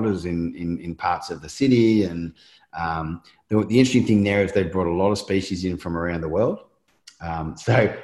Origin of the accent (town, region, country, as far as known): Australia